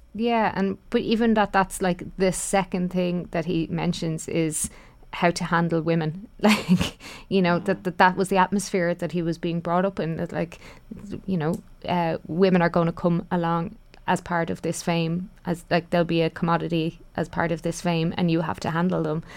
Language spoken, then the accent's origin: English; Ireland; all of us of, of, as Irish people